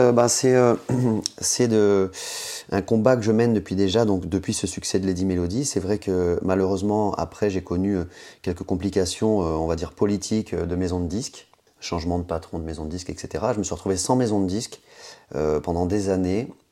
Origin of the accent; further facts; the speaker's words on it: Guadeloupe, France; also born or lived in Dakar, Senegal / Bamako, Mali / south-west France; je suis parti euh, à l'âge de 10 ans et demi à peu près m'installer en Guadeloupe où ma maman vit euh, depuis 30 ans et donc euh, où j'ai grandi, j'ai fait collège, lycée, fac en Guadeloupe